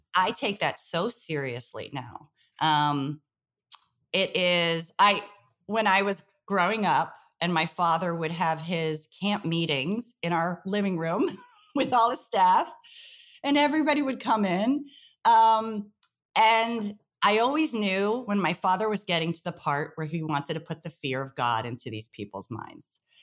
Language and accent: English; New York City, New York, United States; I grew up in Brooklyn, a family of teachers